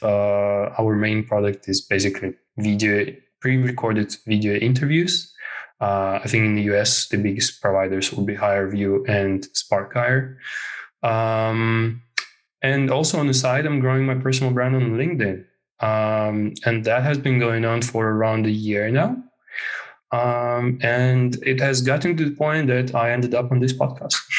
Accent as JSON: {"language": "English", "region": "Moscow", "country": "Russia", "moved": "as an adult", "lives_now": "Helsinki, Finland", "said": "I come from Moscow, Russia. Uh, I uh, and I live in Finland, in Helsinki right now"}